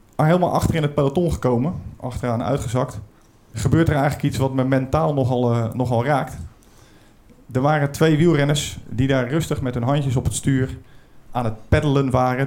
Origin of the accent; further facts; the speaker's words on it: Brielle, South Holland, Netherlands; Ik kom uit Den Briel, dat ligt een beetje onder de rook van eh, oh. Rotterdam